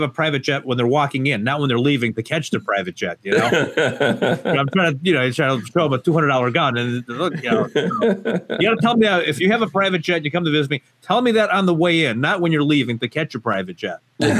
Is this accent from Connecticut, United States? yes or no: yes; Connecticut, United States; also born or lived in Portugal; basically Connecticut born and bred